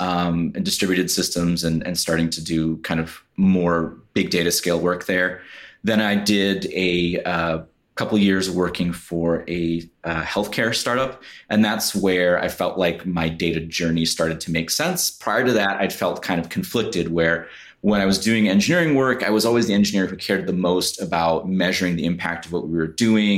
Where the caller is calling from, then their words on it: Chicago, Illinois, United States; I'm joining from beautiful Chicago, Illinois.